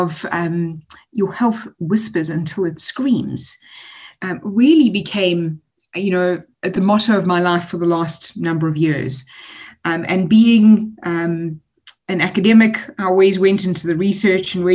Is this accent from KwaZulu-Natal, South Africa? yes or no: yes; Durban, KwaZulu-Natal, South Africa; I'm a Durbanite. I was born and raised in Durban, spent a lot of the time very chilled on the beach